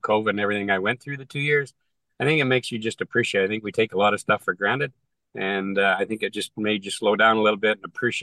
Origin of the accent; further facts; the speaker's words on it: Canada; I'm a Canadian in an American market in the entertainment business